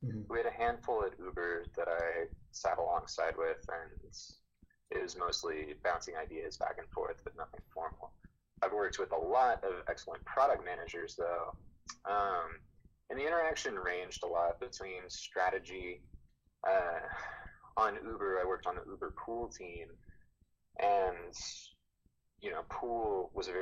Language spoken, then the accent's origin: English; Texas, United States; Growing up in Texas